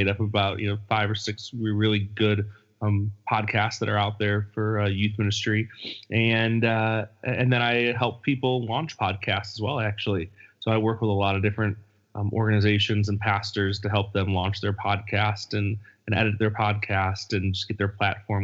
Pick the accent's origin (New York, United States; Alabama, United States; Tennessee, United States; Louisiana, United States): New York, United States; Buffalo; now in California, United States; my upbringing in Buffalo